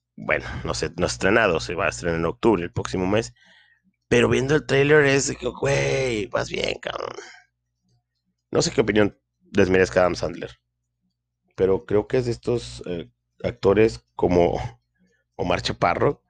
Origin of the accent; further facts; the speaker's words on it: Linares, Nuevo León, Mexico; aquí en mi pueblo, Linares, Nuevo León